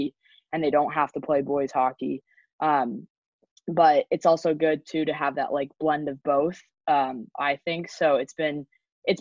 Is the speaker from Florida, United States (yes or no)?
no; up by San Jose, Northern California, United States; I grew up obviously in California